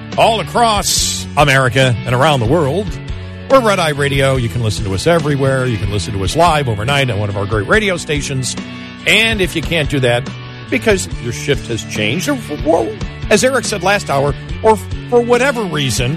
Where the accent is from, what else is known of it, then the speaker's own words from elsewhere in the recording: Buffalo, New York, United States; I'm from Buffalo and a Bills fan